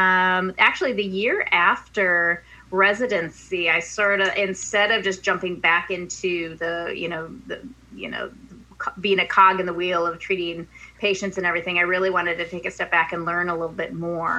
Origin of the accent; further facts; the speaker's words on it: Minneapolis, Minnesota, United States; moved away as an adult; also born or lived in Bloomington, Minnesota / Madison, Wisconsin / Milwaukee, Wisconsin; now in Washington, D.C., United States; I was born and raised in Minneapolis. I actually lived near Lake Nokomis.